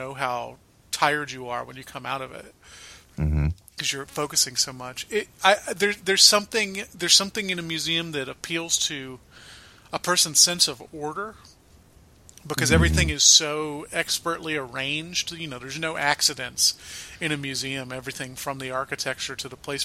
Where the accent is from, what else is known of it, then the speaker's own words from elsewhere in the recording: Atlanta, Georgia, United States; now in Minneapolis, United States; I grew up in Atlanta